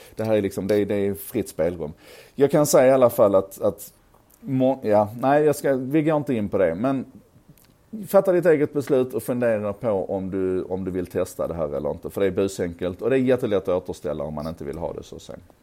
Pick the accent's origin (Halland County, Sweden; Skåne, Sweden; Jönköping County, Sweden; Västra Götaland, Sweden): Skåne, Sweden; accent: Scanian (skånska); min skånska